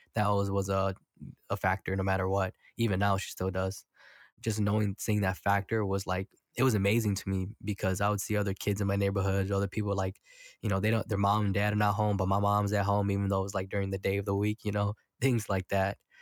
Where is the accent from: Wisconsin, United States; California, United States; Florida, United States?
Wisconsin, United States; Milwaukee; I'm from Milwaukee, so it's very segregated